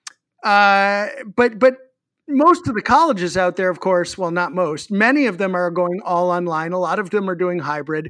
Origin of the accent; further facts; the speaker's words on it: Massachusetts, United States; I come from Massachusetts, but I also once worked at Illegal Seafood